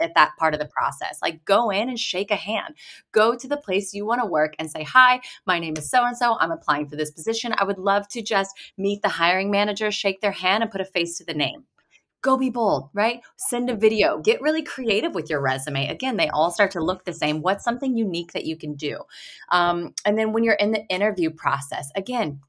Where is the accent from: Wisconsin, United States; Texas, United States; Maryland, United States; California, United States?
Texas, United States; moved away as an adult; also born or lived in Boston; from Texas originally and went to school in Boston.